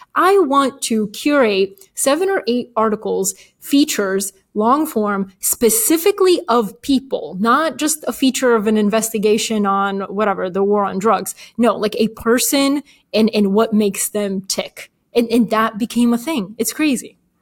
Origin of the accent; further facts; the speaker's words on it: Atlanta, Georgia, United States; English is a second language; also born or lived in Bulgaria; We moved to Atlanta, Georgia when I was eight. Didn't speak English